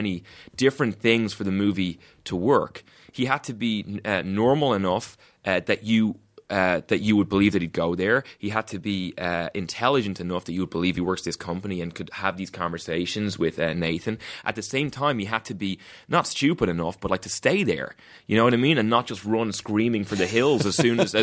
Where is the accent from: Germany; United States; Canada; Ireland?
Ireland; I'm from Ireland